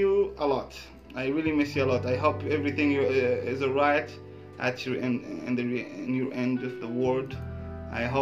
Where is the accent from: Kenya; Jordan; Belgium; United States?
Jordan; now in Thailand; I'm from Jordan. We're both living in Thailand.